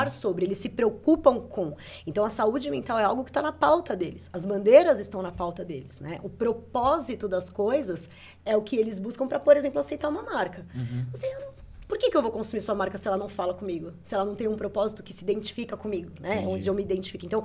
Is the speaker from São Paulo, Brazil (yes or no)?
yes; Santo André, São Paulo, Brazil; eu sou de Santo André